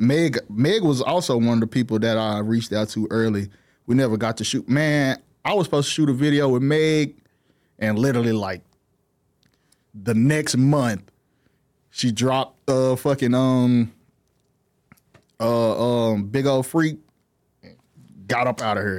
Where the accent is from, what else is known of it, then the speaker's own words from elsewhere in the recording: Fort Worth, Texas, United States; also born or lived in Dallas; I'm from Fort Worth